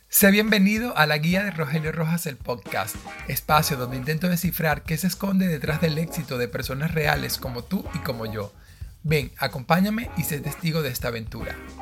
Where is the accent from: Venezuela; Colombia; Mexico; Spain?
Venezuela; yo soy de Venezuela